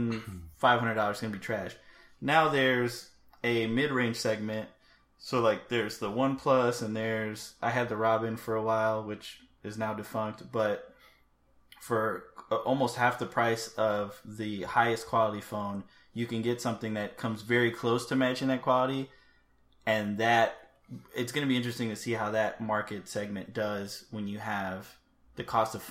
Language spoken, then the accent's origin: English; United States; we're American